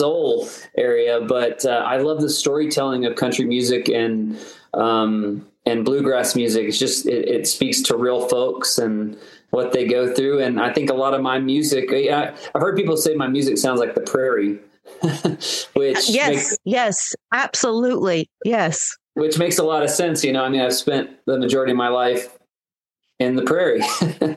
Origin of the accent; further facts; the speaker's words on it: Oklahoma, United States; I actually grew up in Oklahoma